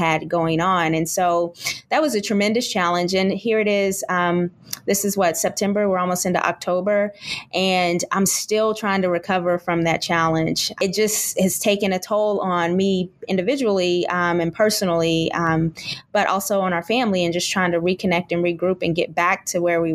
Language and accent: English; Kentucky, United States; now in Texas, United States; We live in Texas, and my in-laws live in Kentucky. I'm originally from Kentucky.